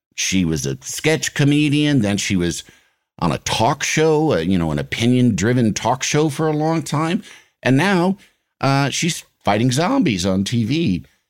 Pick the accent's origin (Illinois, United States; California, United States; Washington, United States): Illinois, United States; I'm from Illinois